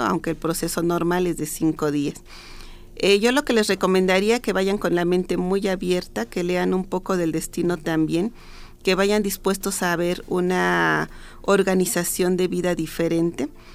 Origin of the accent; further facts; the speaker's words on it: Mexico; nosotros como mexicanos